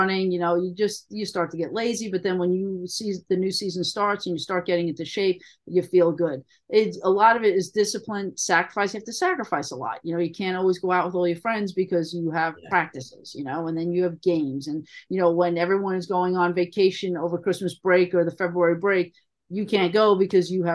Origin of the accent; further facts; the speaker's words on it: New York City, New York, United States; I grew up in Queens